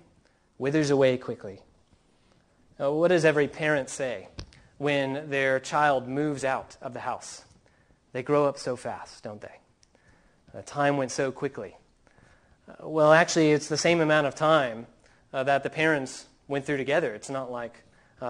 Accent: Southern California, United States; growing up in Southern California

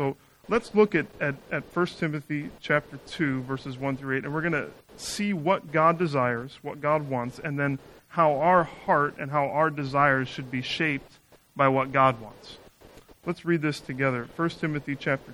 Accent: Northeast Ohio, United States; moved away as an adult; also born or lived in Chicago; now in Chicago area, United States; I grew up in Northeast Ohio

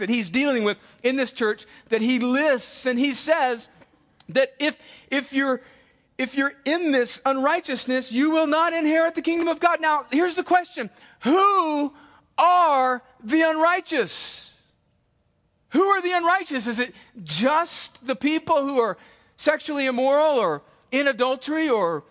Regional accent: El Centro, California, United States; I would steal them off of nice cars in my hometown, and then I would take them to the bike rack at Desert Gardens Elementary and sell them

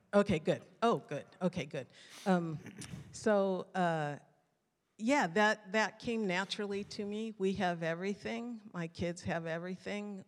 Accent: Mountain View, California, United States; also born or lived in Tulare / San Jose; until I was nine, I was raised in Mountain View

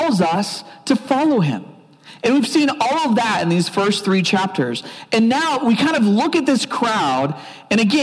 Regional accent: Oklahoma, United States; I grew up in Oklahoma

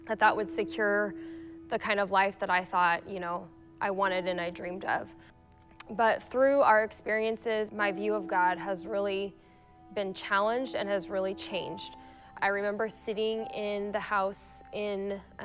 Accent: Kearney, United States; moved away as an adult; now in Aurora; I grew up in Kearney, Ifree, and in Kearney, and I moved to Aurora when I married my husband

